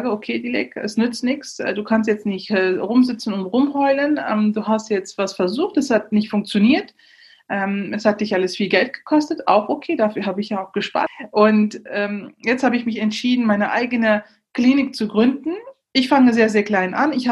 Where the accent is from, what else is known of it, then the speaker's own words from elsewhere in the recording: Neuss, North Rhine-Westphalia, Germany; ich bin in Neuss geboren, in Neuss zur Schule gegangen